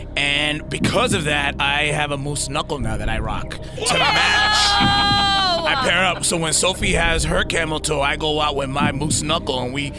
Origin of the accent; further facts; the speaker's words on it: New York City, New York, United States; I grew up in the Heights